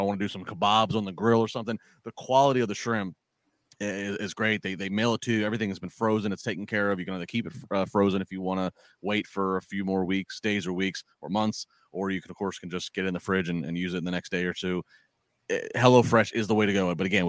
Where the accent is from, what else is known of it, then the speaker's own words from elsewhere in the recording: Maryland, United States; I grew up in the Chesapeake Bay in Maryland.